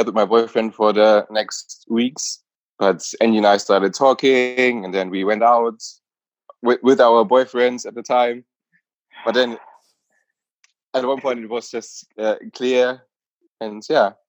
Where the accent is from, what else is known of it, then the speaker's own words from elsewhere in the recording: Germany; also born or lived in Nuremberg; I'm from Germany. I grew up in a little village and then later moved to Nuremberg